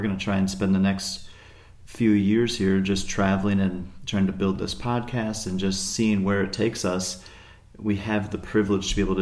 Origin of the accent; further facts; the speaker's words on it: United States; moved away; me being a US citizen